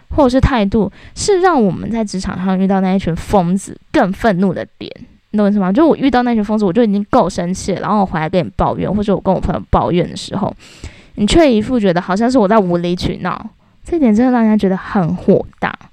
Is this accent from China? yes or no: no; Taiwan; 我觉得我们台湾人真的。要变更一个思想